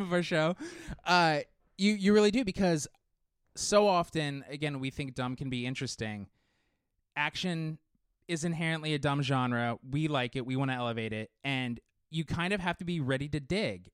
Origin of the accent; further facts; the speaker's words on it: Southern California, United States; as a kid growing up in Southern California